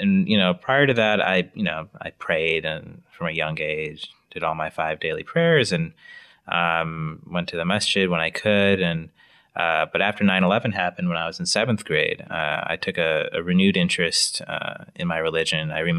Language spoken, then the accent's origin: English; Wisconsin, United States; also born or lived in Illinois; I was born near Chicago, moved to Wisconsin when I was six, ended up going to high school there, college at the University of Wisconsin-Madison.